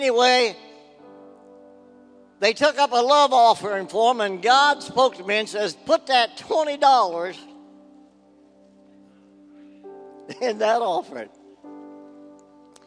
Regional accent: West Virginia, United States; now in Ohio, United States; my hometown where I was raised in West Virginia

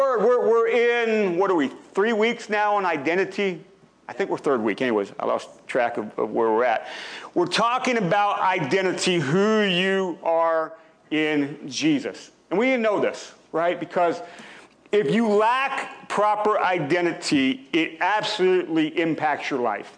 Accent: Pennsylvania, United States; now in Ohio, United States; I grew up in Pennsylvania

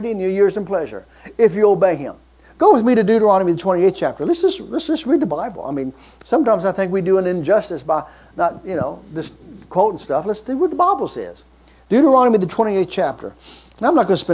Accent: Kentucky, United States; I'm from Kentucky

